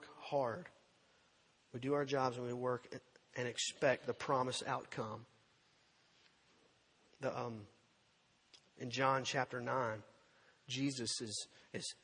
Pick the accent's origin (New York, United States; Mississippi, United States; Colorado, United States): Mississippi, United States; Purvis; When I was a kid growing up in Purvis, Mississippi